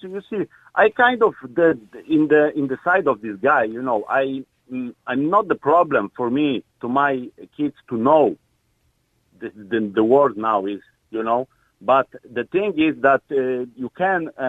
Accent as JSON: {"language": "English", "country": "Poland", "second_language": "English", "said": "Uh, I'm originally from Poland. You know, so I had English for some time, but you know it's completely different uh, way of uh, lear- learning or teaching"}